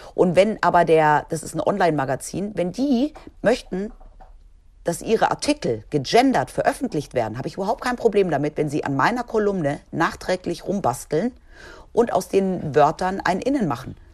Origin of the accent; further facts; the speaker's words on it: Spain; moved away; ich bin ja in Spanien aufgewachsen